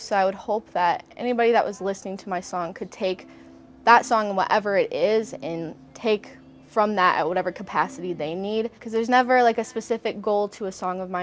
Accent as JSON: {"language": "English", "town": "Milwaukee", "region": "Wisconsin", "country": "United States", "also_born_or_lived": "Nashville, Tennessee", "said": "I'm from Milwaukee, Wisconsin."}